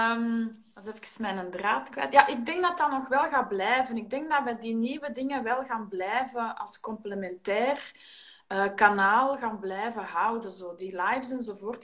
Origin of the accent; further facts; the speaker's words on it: Antwerp, Flanders, Belgium; wij in Ekeren, wij, wij zijn ook van Antwerpen